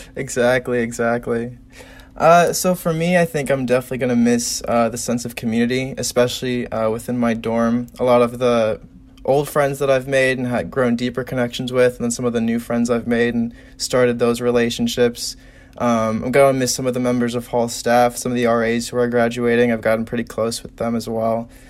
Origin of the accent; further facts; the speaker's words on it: South Bend, Indiana, United States; I am from South Bend